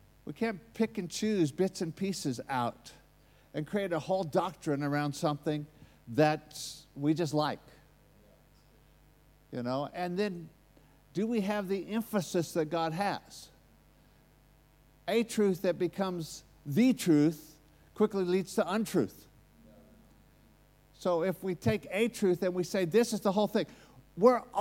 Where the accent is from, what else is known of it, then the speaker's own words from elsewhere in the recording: United States; accent: American; that's my American accent